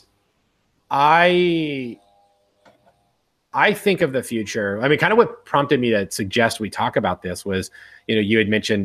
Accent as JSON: {"language": "English", "town": "Miami", "region": "Florida", "country": "United States", "said": "I was talking to a guy also from Miami"}